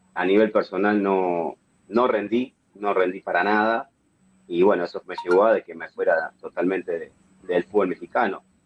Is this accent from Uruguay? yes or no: yes; Uruguay; moved away as an adult; also born or lived in Switzerland